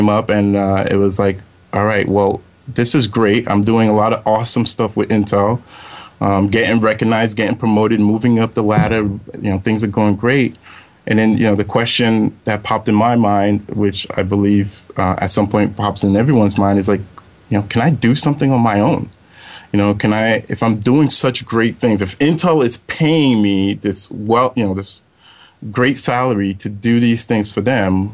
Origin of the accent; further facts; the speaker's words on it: New York City, New York, United States; I grew up in Brooklyn, New York. So in the area called Flatbush